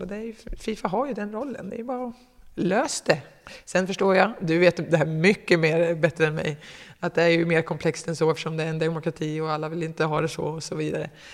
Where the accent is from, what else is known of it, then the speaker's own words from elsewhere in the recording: Katrineholm, Södermanland, Sweden; jag kommer inte från Katrineholm riktigt, om vi ska peta, men ish